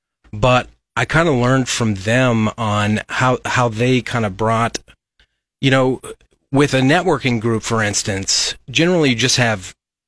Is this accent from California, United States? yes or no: no; Lincoln, Nebraska, United States; Well, I'm born and raised in Lincoln. I went to LCS High School, graduated from the University of Nebraska Lincoln in economics.